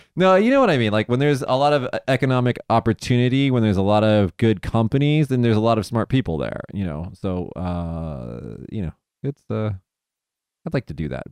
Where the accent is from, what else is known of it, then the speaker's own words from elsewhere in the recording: Las Vegas, Nevada, United States; where I'm from Vegas